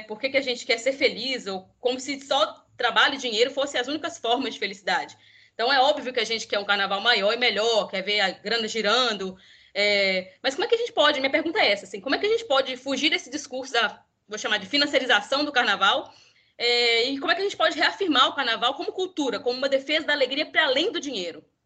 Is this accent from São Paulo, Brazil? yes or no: no; Minas Gerais, Brazil; eu sou mineira, então vou falar um pouco da capital mineira, apesar de não conhecer o carnaval de BH, eu sou do interior